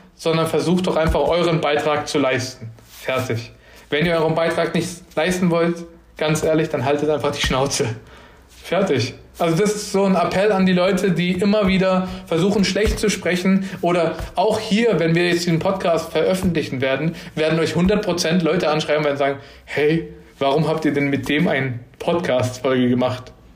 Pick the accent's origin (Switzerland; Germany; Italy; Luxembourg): Germany; Lower Franconia, Bavaria; ich bin gebürtig aus Unterfranken, also aus Bayern